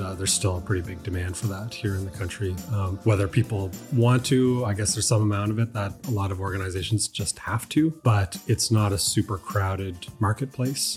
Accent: Dartmouth, Nova Scotia, Canada; I'm from Dartmouth. My family's been on the same piece of land there for over a hundred years

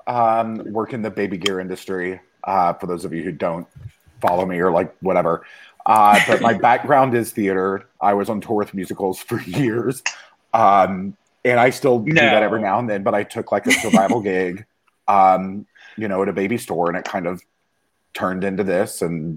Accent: the South, United States; I grew up in the South, and I'm fully gay and like came out when I was 21.

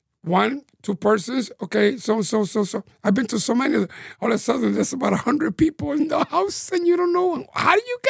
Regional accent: New York City, New York, United States; I was born in Manhattan, New York, Manhattan. And I just grew up in the, I would say the our barrio, and now 96th Street, down to about 125th Street in the 60s.

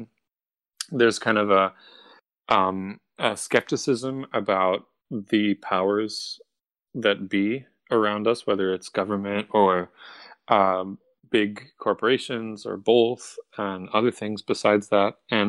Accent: Cincinnati, Ohio, United States; also born or lived in Florence, Italy; I grew up in both places. I grew up in Cincinnati, Ohio, and in Florence, Italy.

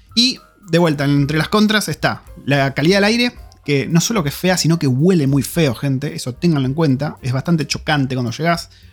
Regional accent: Argentina; yo soy argentino

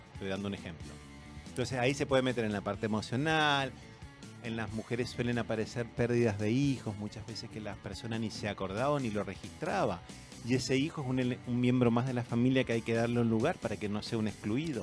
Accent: Argentina; now in Chile; yo me crié en colegios católicos, primario, que era la Argentina, el secundario, que es la media acá

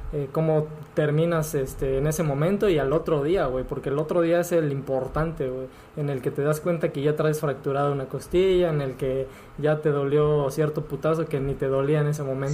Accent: Acapulco, Guerrero, Mexico; somos de Acapulco, nos criamos acá.

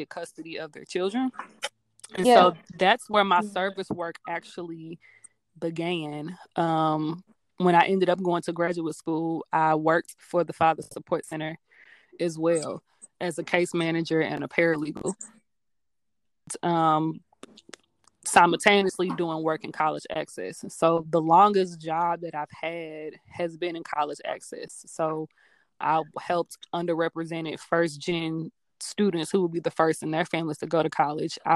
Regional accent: Hazelwood, Missouri, United States; So I was born in Hazelwood and grew up in Hazelwood

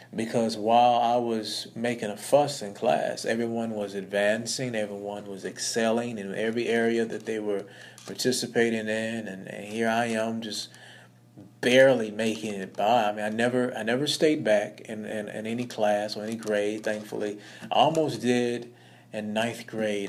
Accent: Blytheville, Arkansas, United States; I was born in Blytheville, Arkansas. Um, it's a very small town

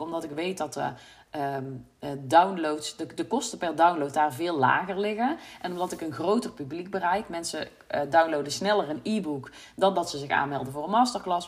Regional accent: North Brabant, Netherlands; accent: Brabant; mensen horen dat ik uit Brabant kom

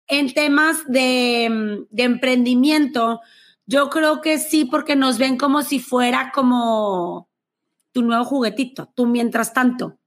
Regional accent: Monterrey, Nuevo León, Mexico; accent: regia; soy de Monterrey, México

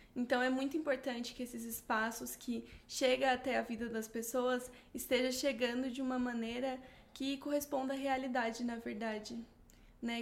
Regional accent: Barueri, São Paulo, Brazil; não é a região metropolitana de São Paulo, não é Barueri, não é onde eu cresci

